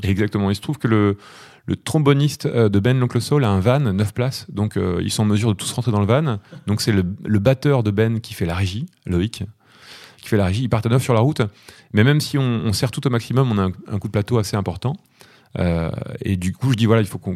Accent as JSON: {"language": "French", "region": "Normandy", "country": "France", "tie": "born or raised there", "said": "je suis né en Normandie."}